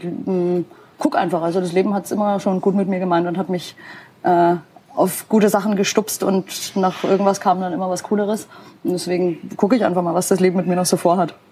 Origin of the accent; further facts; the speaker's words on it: Nuremberg, Bavaria, Germany; ich habe hier meine Wurzeln, Nürnberg ist meine Heimat und wird immer meine Homebase sein